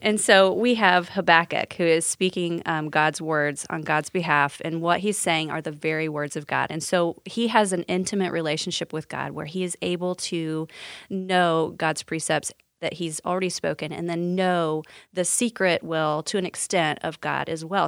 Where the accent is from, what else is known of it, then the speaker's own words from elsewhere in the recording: Sullivan, Indiana, United States; I'm actually from Sullivan, Indiana